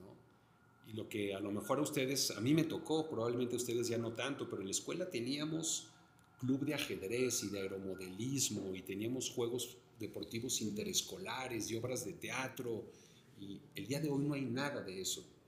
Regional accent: Mexico City, Mexico; yo como chilango también, me siento muy orgulloso de vivir en esta ciudad

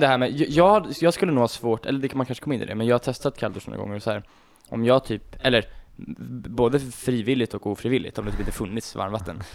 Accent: Nynäshamn, Sweden; jag bor ju inte riktigt i Nynäs där jag kommer från

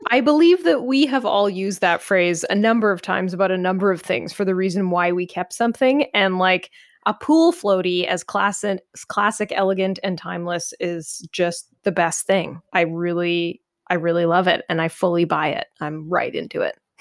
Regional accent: Canada; as a Canadian

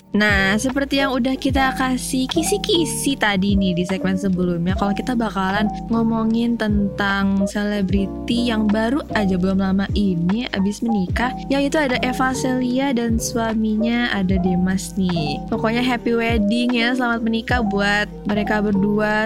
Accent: Jakarta, Indonesia; gue dari Jakarta dari Betawi

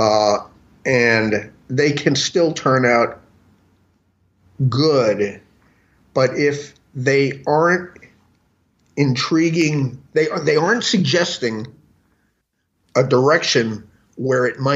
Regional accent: New York City, New York, United States; moved away as an adult; now in Los Angeles, United States; I'm from New York City originally, and I've been in LA for the last, like, you know, 27 years

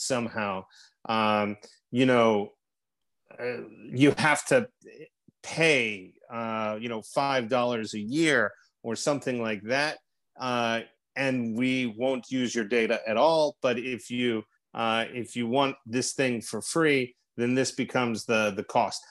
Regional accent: Texas, United States; moved away as an adult; now in Russia; I am a Texan abroad

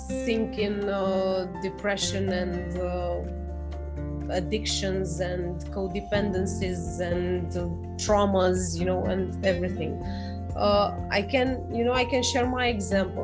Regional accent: Romania; I'm from Romania, by the way, in Europe

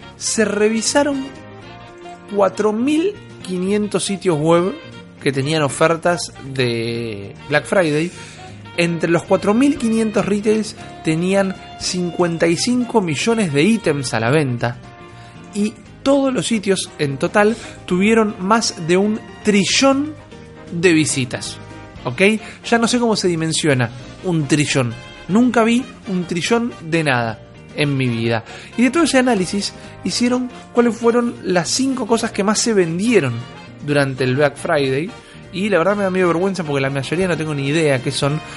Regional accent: Buenos Aires, Argentina; soy un pichi de Villurquiza

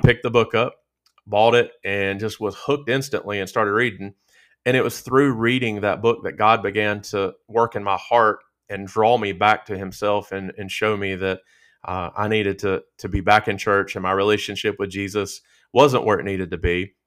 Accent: Stuart, Virginia, United States; also born or lived in Roanoke, Virginia; I was born in Roanoke, Virginia, and grew up about an hour, uh, south of there, an hour west of Danville in Stewart, Virginia

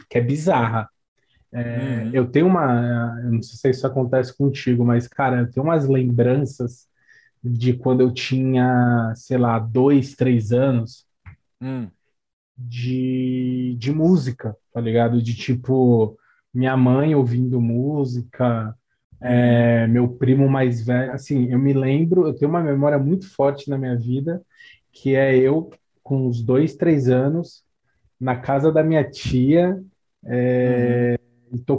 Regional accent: São Paulo, Brazil; born there; Eu nasci em São

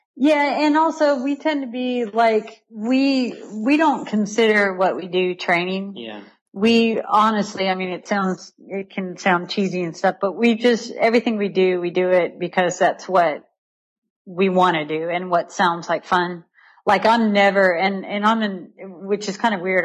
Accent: Riverside, California, United States; moved away as an adult; now in Chattanooga, United States; I grew up in Riverside, California

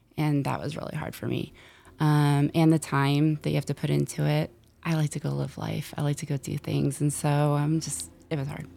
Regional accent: San Francisco, California, United States; I am from San Francisco

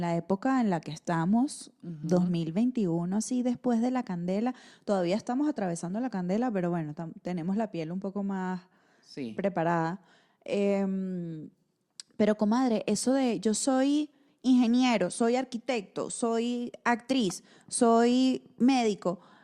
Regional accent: Venezuela; moved away; soy mujer, soy venezolana, soy emigrante

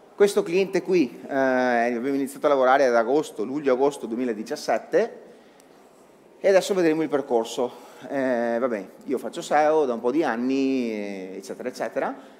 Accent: Veneto, Italy; sono veneto

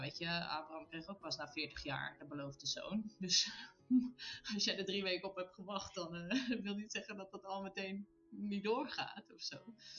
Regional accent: Netherlands; moved away as an adult; now in Italy; wij Nederlanders zijn het heel direct

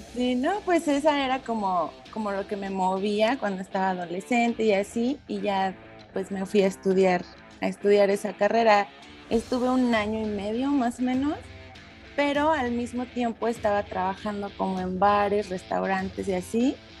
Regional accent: Celaya, Guanajuato, Mexico; moved away as an adult; now in Querétaro, Mexico; crecí en Celaya normal con mi familia

